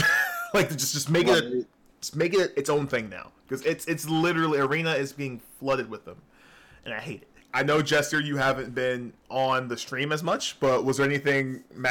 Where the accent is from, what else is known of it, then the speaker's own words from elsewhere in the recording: New York, United States; accent: northern; now in Georgia, United States; I wasn't born in Georgia. Really? No. I was born in New York.